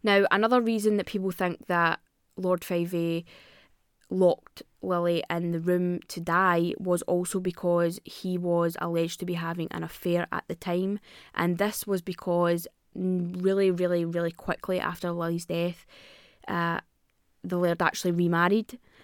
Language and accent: English; Scotland, United Kingdom; I'm Scottish